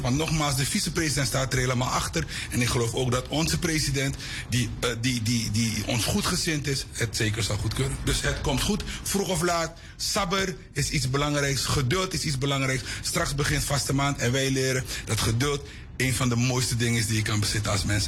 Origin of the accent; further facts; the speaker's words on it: Suriname; ik ben een trotse Surinamer van Javaanse komaf